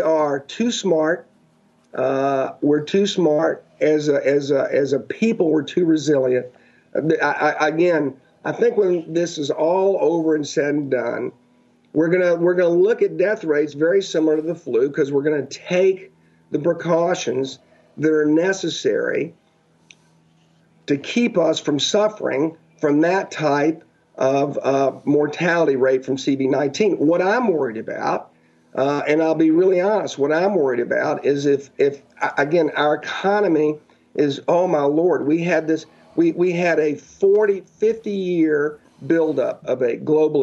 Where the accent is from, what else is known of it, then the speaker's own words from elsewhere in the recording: United States; as American people